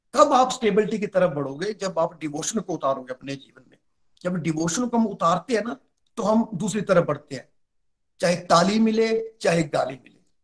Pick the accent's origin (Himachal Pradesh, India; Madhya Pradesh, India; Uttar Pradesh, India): Himachal Pradesh, India; Chamba; मैं डिस्ट्रिक्ट चंबा से बिलोंग करता हूँ